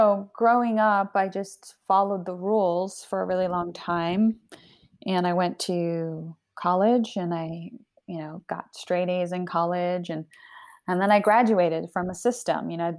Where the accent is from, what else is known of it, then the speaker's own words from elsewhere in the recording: Canada; also born or lived in Argentina / United States; So I'm Argentinian. I was born in Argentina. I grew up in Canada and the US, and I moved around a lot.